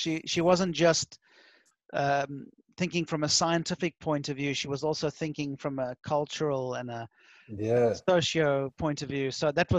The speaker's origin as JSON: {"language": "English", "country": "Finland", "tie": "born or raised there", "said": "And you've brought the home fire of Finland and my hometown to the fore. So I'm very proud and happy about that."}